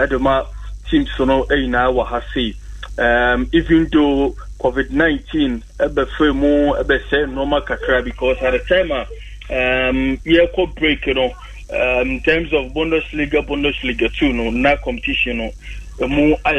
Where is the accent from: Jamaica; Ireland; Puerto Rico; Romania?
Jamaica; to me, Asha see I'm a Jamaican, you know, so I be here, come on.